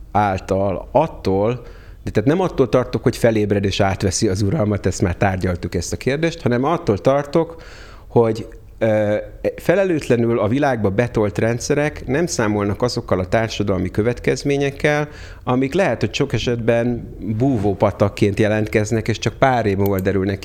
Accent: Hungary; first language Hungarian; moved away as an adult; also born or lived in United States

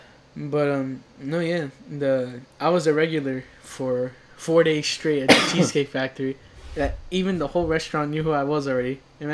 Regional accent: New York City, New York, United States; I mean, we're from Brooklyn.

